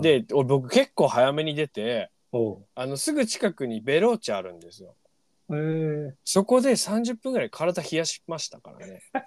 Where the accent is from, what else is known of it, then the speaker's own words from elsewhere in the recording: Onagawa, Miyagi, Japan; moved away as an adult; now in Tokyo, Japan; 僕ら、その宮城県 人はですね、女川町に住んでる時は